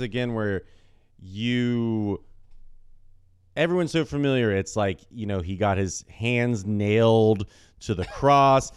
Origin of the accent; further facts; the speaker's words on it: United States; growing up in the United States of America